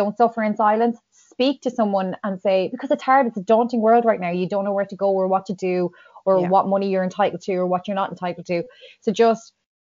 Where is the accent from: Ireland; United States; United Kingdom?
Ireland; as an Irish nation